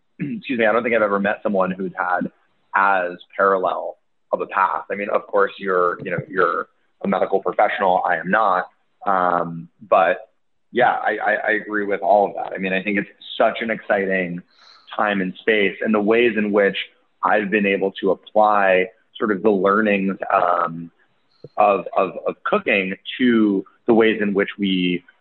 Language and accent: English; Boulder, Colorado, United States; moved away as an adult; I grew up in Boulder, Colorado